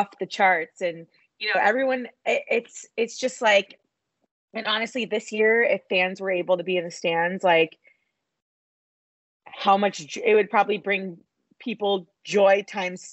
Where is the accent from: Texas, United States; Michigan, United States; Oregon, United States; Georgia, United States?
Texas, United States; Dallas; I'm from Dallas